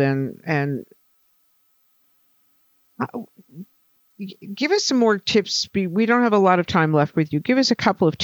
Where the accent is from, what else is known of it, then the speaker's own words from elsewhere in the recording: Boston, Massachusetts, United States; as a Bostonian